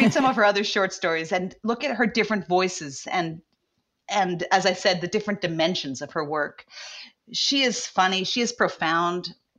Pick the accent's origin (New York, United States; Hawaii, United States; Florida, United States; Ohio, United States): Hawaii, United States; somebody who grew up in Hawaii